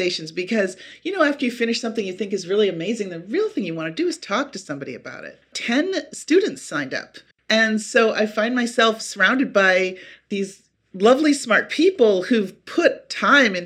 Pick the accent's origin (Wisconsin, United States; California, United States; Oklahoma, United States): Wisconsin, United States; Appleton; the town where I grew up in Wisconsin